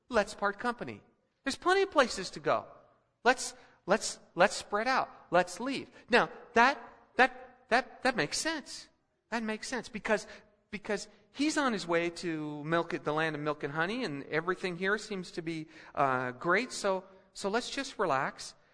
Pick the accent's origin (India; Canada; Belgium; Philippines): Philippines; also born or lived in Colorado; now in United States; But I remember growing up in the Philippines, and, and uh, I was a kid, uh, just finished first grade, and we came back to Denver for a year.